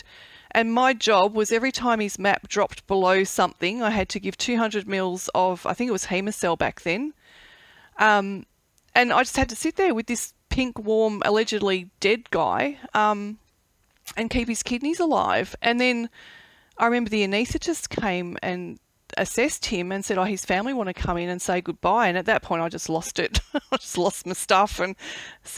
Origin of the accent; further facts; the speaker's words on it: Melbourne, Victoria, Australia; I grew up in Bundoora